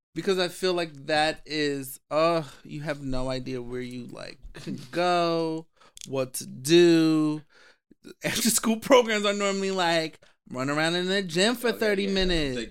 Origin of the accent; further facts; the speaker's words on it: Philadelphia, Pennsylvania, United States; I'm from Philly